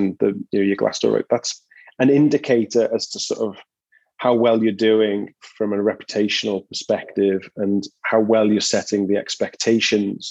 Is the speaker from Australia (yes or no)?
no; Liverpool, North West England, United Kingdom; moved away as an adult; now in San Diego, United States; I'm from Liverpool in England originally